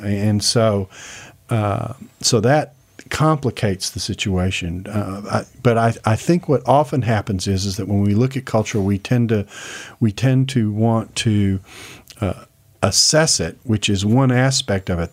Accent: Houston, Texas, United States; moved away; I grew up in Houston.

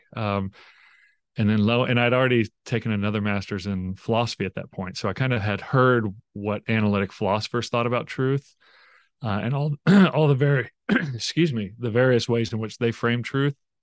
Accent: Tulsa, Oklahoma, United States; I grew up in Tulsa, Oklahoma

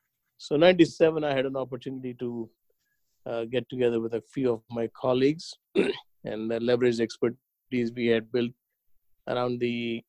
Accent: Hyderabad, Telangana, India; moved away as an adult; now in United States; I grew up in a town called Hyderabad in India.

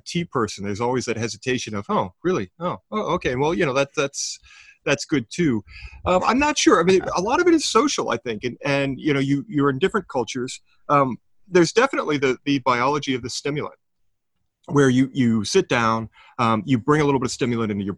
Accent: Sudbury, Ontario, Canada; my hometown of Sudbury, Ontario

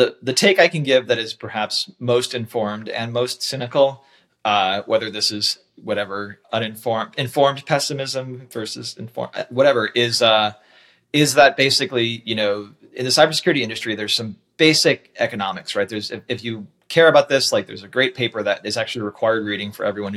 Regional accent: United States

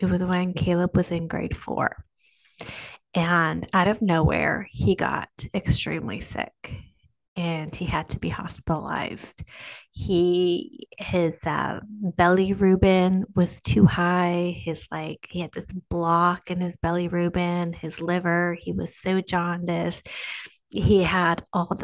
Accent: Canada; I'm Canadian

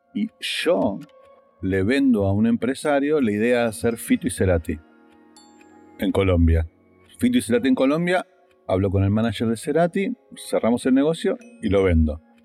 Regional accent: Argentina

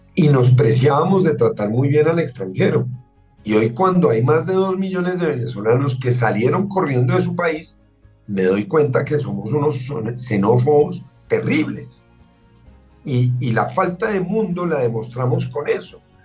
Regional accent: Colombia; durante gran parte de mi infancia lo más raro en Colombia era un turista

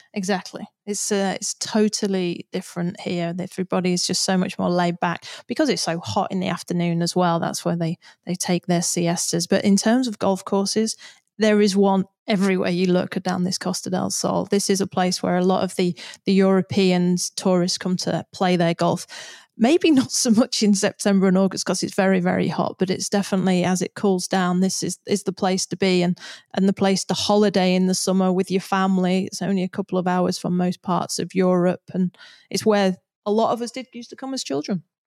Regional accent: United Kingdom; as a Brit

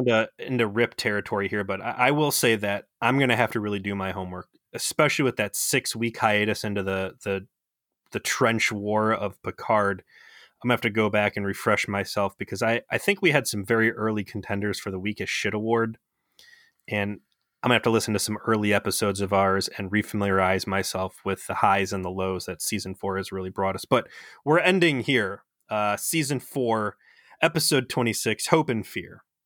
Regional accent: United States; as an American

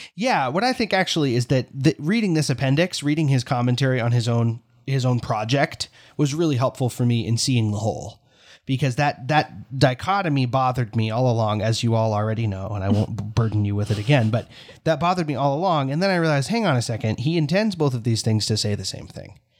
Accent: United States; as an American because here in America

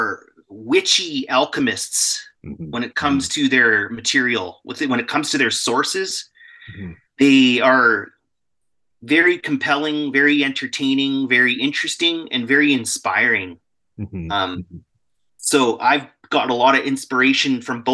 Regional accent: Alberta, Canada; also born or lived in Vancouver; Born and raised. I'm from Alberta. I'm in Alberta right now.

